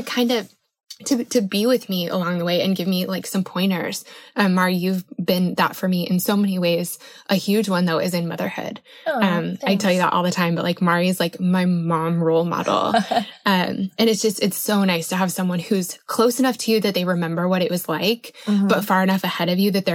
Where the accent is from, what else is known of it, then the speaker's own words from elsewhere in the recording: Colorado, United States; I grew up in Colorado